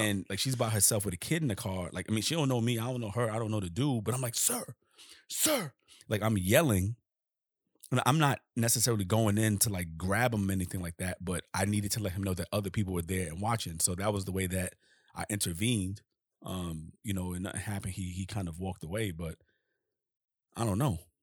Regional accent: New York City, New York, United States; I'm from Harlem. And I didn't grow up with no bent brims.

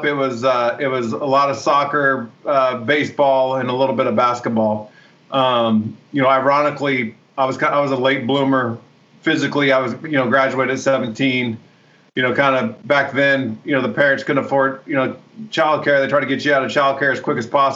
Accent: Santa Rosa, California, United States; I grew up in Northern California, Santa Rosa, about 45 minutes north of San Francisco

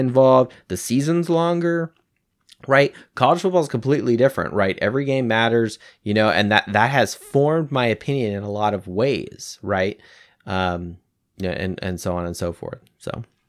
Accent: California, United States; moved away; I'm originally from the West Coast. I'm from California

